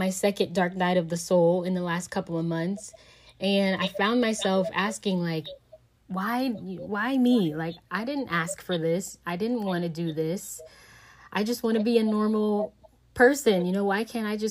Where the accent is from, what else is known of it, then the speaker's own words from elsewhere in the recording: Southern California, United States; moved away; I'm from Southern California